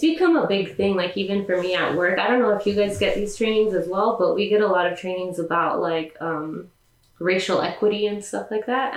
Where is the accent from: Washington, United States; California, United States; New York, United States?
California, United States; I was born in California, but my parents are Mexican